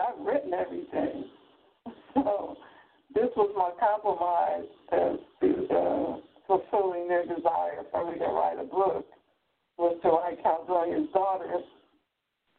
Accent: Camden, New Jersey, United States; also born or lived in Philadelphia; me as a child growing up in Camden, New Jersey

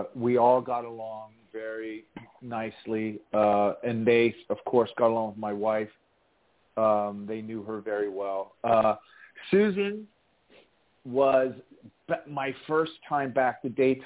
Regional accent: Lancaster, Ohio, United States; I'm from Lancaster, Ohio, and that's factory farmland

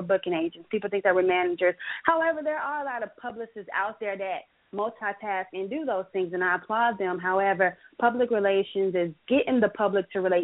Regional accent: Biloxi, Mississippi, United States; now in Atlanta, United States; I'm from Biloxi, Mississippi, and I went to Jackson State. So I wanted to have something at my home base

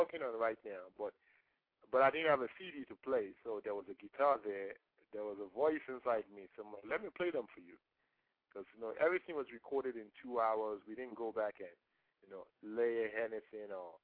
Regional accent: Nigeria; first language Yoruba; English is a second language; moved away; I was growing up in Nigeria

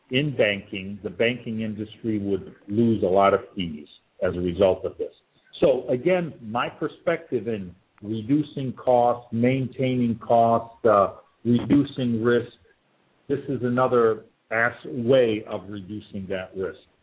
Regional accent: Detroit, Michigan, United States; moved away; I'm originally from Detroit

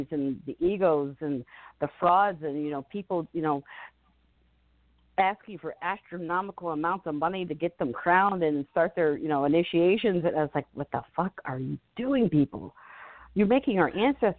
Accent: Florida, United States; growing up in Florida

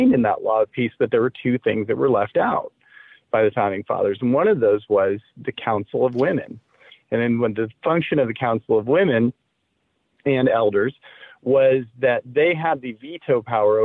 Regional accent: Indiana, United States; I grew up in the Midwest, you know, in Indiana during the 70s and 80s was when I was in school

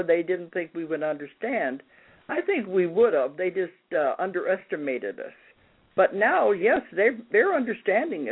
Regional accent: St. Louis, Missouri, United States; moved away; I grew up in St. Louis.

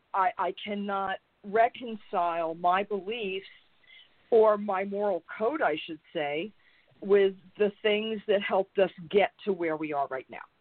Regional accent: New York, United States; I grew up in New York. I grew up a town over from Donald Trump.

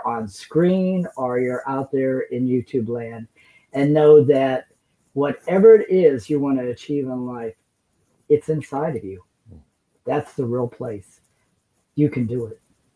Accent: Akron, Ohio, United States; I'm from Akron

